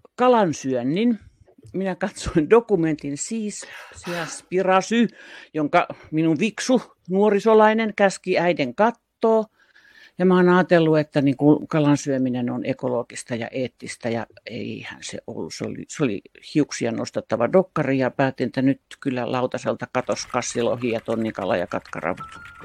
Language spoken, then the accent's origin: Finnish; Tampere, Pirkanmaa, Finland; also born or lived in Helsinki; Muutin Helsingistä takaisin Tampereelle. Tämä on mun kotikaupunkini ja mä olin 12 vuotta välillä Helsingissä töissä